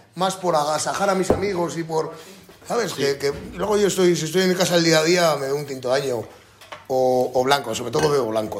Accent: La Rioja, Spain; mi tierra, de mi comarca y, de mis vinos

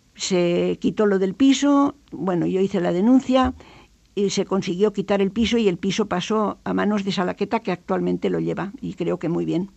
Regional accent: Pamplona, Navarre, Spain; Carlos III 8, donde yo nací

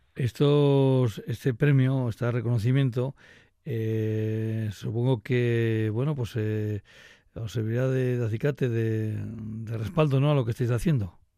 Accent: Laguardia, Basque Country, Spain; yo soy de Río soy de La Guardia

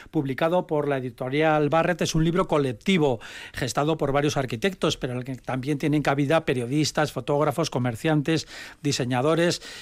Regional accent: A Coruña, Galicia, Spain; soy de Coruña.

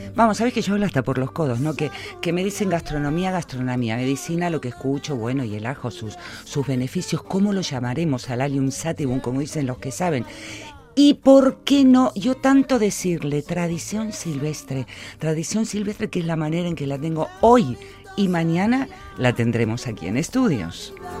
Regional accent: Argentina; now in Vitoria, Spain; como buena argentina

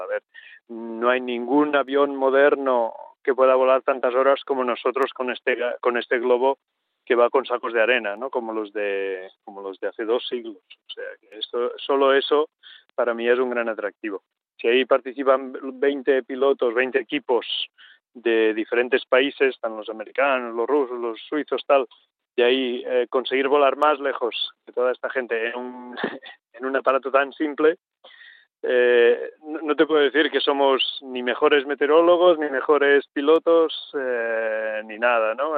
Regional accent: Catalonia, Spain; yo soy catalán

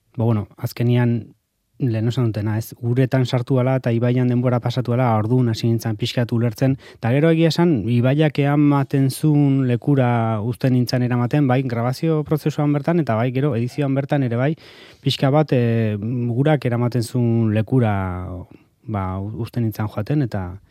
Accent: Hernani, Basque Country, Spain; Hernanikoa izanik

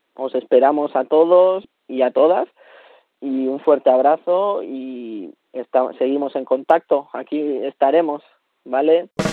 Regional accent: Basque Country, Spain; moved away as an adult; now in Chile; ese me lo traigo del País Vasco, ese conocimiento me lo traigo de, de mi pueblo

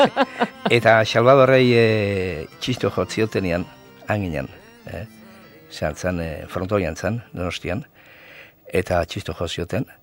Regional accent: Zumaia, Basque Country, Spain; zu maiarra

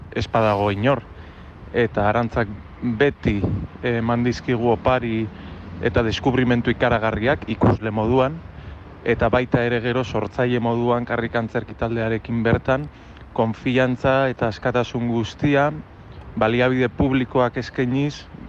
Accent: Durango, Basque Country, Spain; durango nire jaioterrian

